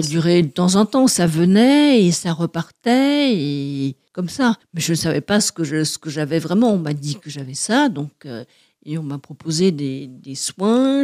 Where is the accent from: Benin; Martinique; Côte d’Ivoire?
Martinique; now in Paris, France; je suis née en Martinique et je revendique bien mes racines, même si je n'y vais pas très souvent.